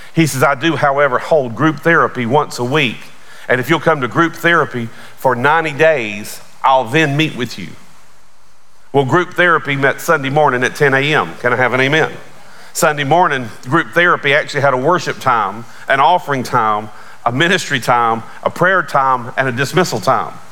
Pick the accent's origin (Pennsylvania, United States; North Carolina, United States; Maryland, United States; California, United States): North Carolina, United States; Charlotte; I grew up right outside of Charlotte.